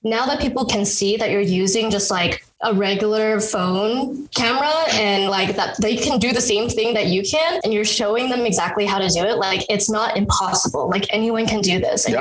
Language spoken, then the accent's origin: English; San Francisco, California, United States; I grew up in San Francisco